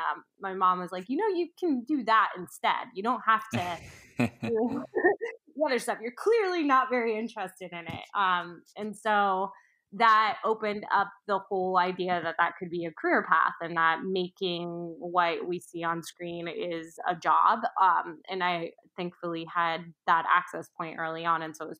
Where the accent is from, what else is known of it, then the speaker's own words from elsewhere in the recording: Orlando, Florida, United States; now in New York, United States; I grew up in the Orlando area right outside of Disney and Universal